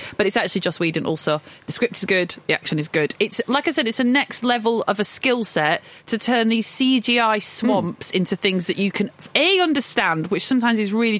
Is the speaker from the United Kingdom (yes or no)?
yes; Blackburn, North West England, United Kingdom; I'm from Blackburn.